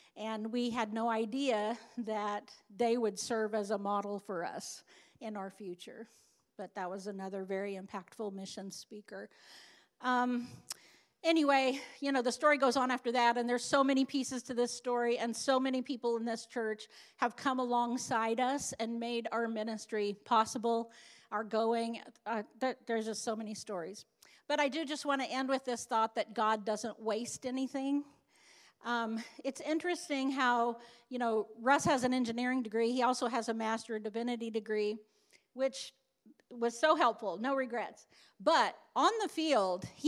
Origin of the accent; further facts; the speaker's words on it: Beloit, Kansas, United States; Beloit, Kansas, which was my hometown